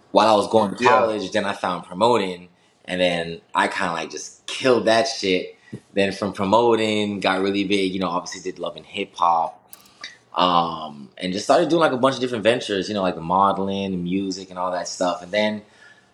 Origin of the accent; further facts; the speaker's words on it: Miami, Florida, United States; I'm born and bred in Miami, like, down south.